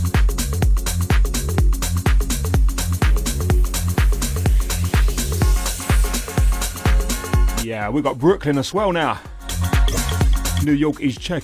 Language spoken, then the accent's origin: English; Essex, East of England, United Kingdom; Essex, my hometown, and I say hometown, my home country's people